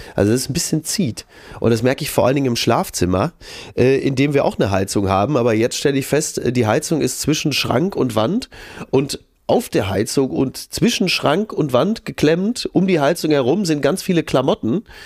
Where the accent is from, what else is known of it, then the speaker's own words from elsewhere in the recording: Recklinghausen, North Rhine-Westphalia, Germany; moved away; Recklinghausen übrigens auch, ist ja meine Geburtsstadt